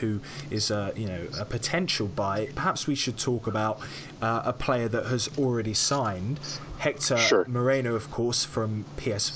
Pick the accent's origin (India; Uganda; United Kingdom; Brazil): United Kingdom; being British